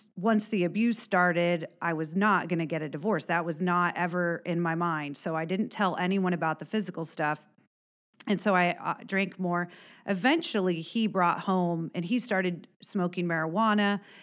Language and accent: English; Warren County, Indiana, United States; also born or lived in Illinois; I am from Warren County originally, grew up, uh, on a farm